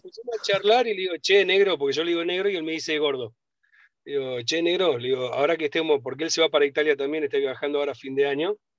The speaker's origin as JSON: {"language": "Spanish", "region": "Buenos Aires", "country": "Argentina", "said": "yo que soy de Buenos Aires y como uh, porteño"}